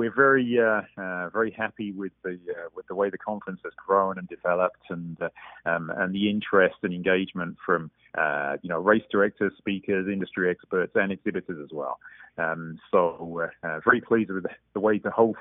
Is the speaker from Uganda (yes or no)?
no; England, United Kingdom; moved away as an adult; now in Estes Park, United States; I'm a road runner originally from England